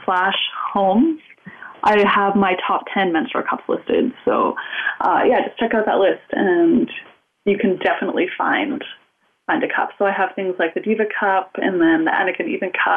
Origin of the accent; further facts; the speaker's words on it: Canada; I'm Canadian